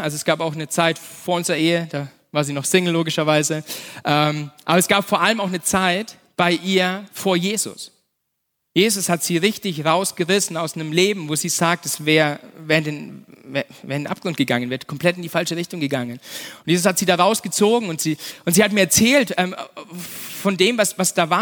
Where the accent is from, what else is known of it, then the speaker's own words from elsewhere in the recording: Nuremberg, Bavaria, Germany; also born or lived in Erlangen; ich bin ja in Nürnberg aufgewachsen, ich bin ein, bin ein echter Franke, ein echter Nürnberger